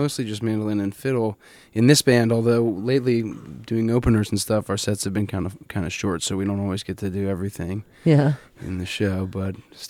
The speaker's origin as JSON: {"language": "English", "town": "Philadelphia", "region": "Pennsylvania", "country": "United States", "tie": "born there", "also_born_or_lived": "Colorado", "said": "When I was born in Philadelphia, Pennsylvania."}